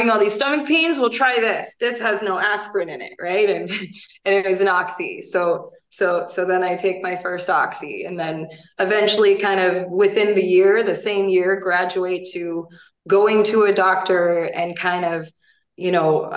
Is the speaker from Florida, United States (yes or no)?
yes; Fort Myers, Florida, United States; moved away as an adult; also born or lived in Pennsylvania; now in Wisconsin, United States; I grew up in Southwest Florida, Fort Myers